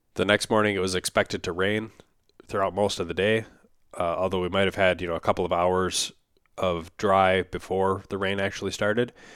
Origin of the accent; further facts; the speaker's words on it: Upper Midwest, United States; I'm from the Upper Midwest as well